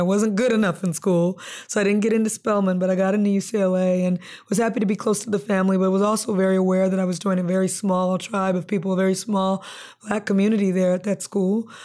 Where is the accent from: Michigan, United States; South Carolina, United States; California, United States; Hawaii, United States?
California, United States; Compton; also born or lived in Lynwood / Long Beach; growing up in Compton, Linwood, Long Beach